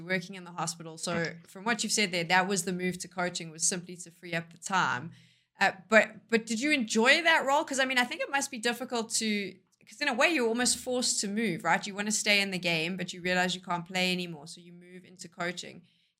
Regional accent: South Africa; we're from South Africa where esports, no one has any clue what that is.

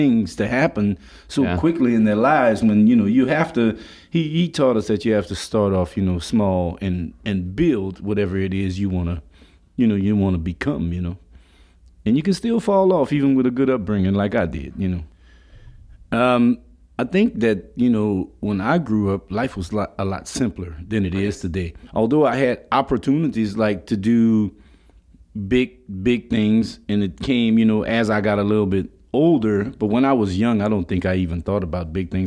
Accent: Lafayette, Louisiana, United States; also born or lived in Washington Heights; I grew up in Lafayette on Short Street

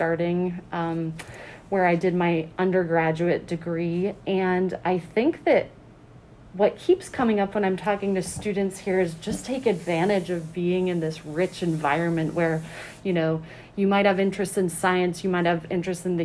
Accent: New England, United States; moved away as an adult; also born or lived in Alaska / Flagstaff, Arizona; now in Amherst, United States; I am originally from New England

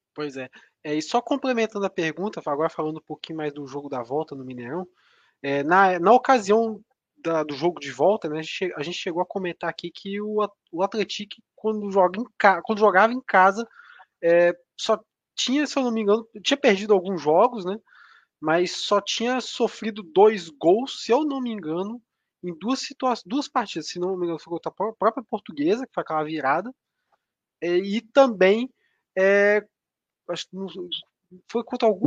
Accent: Espírito Santo, Brazil; Sou do Espírito Santo

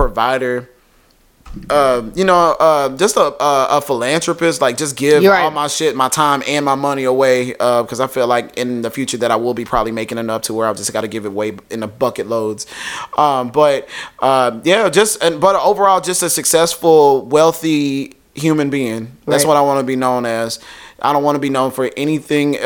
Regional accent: Waco, Texas, United States; moved away; It's not a bad place. It's just like, I grew up there. I was born and raised there.

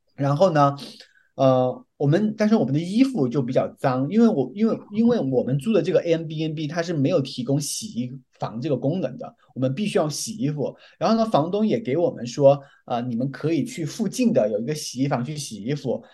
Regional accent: Guizhou, China; 我还是是自己贵州人

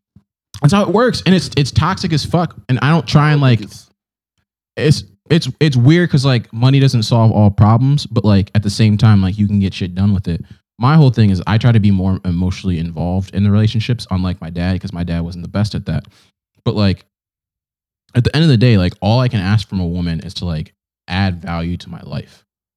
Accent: Nigeria; now in United States; we're both Nigerian, Efi.

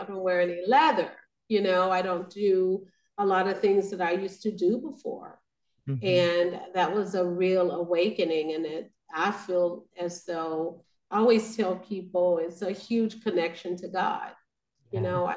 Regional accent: Arkansas, United States; now in Kansas City, United States; I'm originally from Arkansas

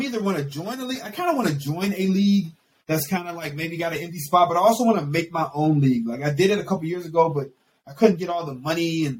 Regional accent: East Coast, United States; I'm born and raised on the East Coast. I'm not from Wisconsin. I'm not from the Midwest, like Detroit or Michigan, or, you know what I'm saying, like Minneapolis.

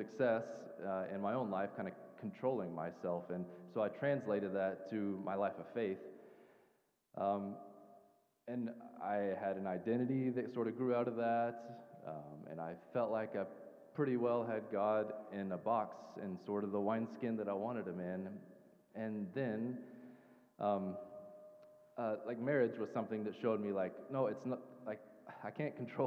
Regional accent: the South, United States; I grew up in the South in a Southern Baptist church

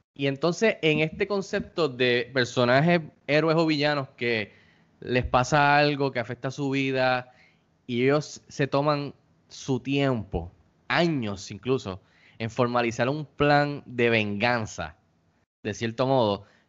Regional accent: Puerto Rico; nuestras vidas aquí en Puerto Rico como puertorriqueños

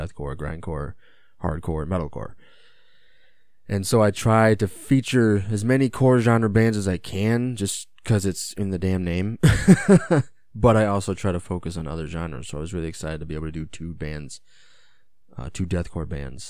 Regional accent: United States; as an American

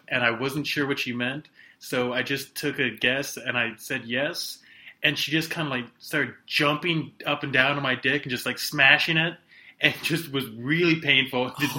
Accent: Fairfax, Virginia, United States; "Oh, I'm from Fairfax, regular Virginia."

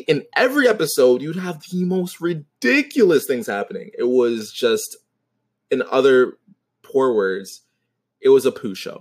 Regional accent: Toronto, Ontario, Canada; I'm from Toronto

